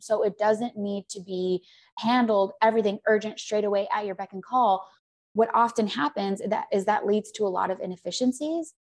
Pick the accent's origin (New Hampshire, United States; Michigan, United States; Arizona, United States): Arizona, United States; moved away; also born or lived in Scottsdale; I'm from Arizona